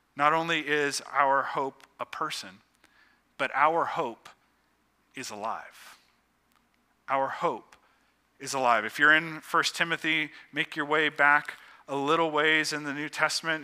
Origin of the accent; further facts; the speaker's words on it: Youngstown, Ohio, United States; I grew up just outside of Youngstown, Ohio